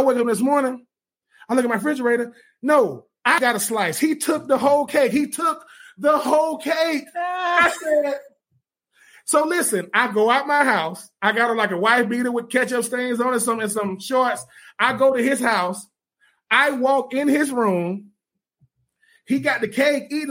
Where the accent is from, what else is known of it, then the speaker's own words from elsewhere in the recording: Swainsboro, Georgia, United States; I'm from Swainsboro